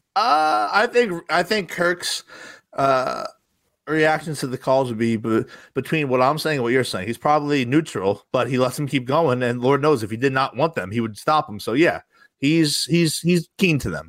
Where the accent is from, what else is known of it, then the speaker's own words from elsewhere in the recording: Rumson, New Jersey, United States; I grew up in Rumson, New Jersey, home of …, very wealthy town